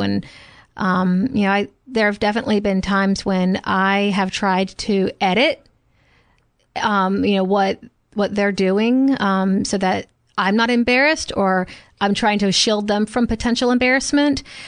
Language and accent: English; the South, United States; growing up in the South and parenting in the South